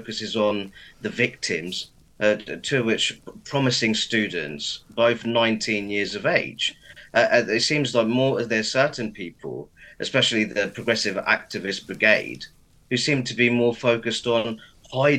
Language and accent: English; Luton, East of England, United Kingdom; My hometown of Luton, as you know, has a very high ethnic minority population